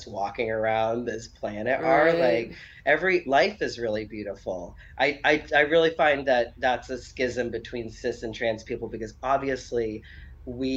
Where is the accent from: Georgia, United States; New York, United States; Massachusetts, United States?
Massachusetts, United States; Boston; an Irish Catholic Boston bred man